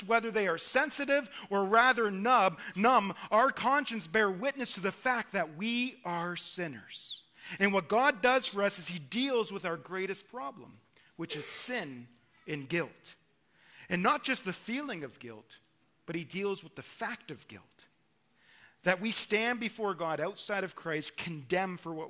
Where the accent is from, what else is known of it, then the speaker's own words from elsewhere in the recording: Ontario, Canada; I'm from Ontario